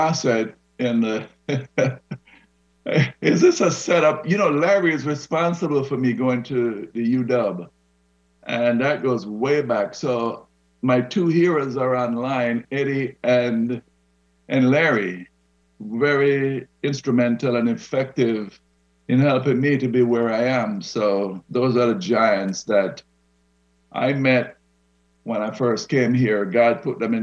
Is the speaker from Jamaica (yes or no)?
yes; Morant Bay, Saint Thomas, Jamaica; moved away as an adult; also born or lived in Kingston, Jamaica; now in Seattle, United States; I was born in Kingston, Jamaica, but I grew up in a little country town, Morant Bay.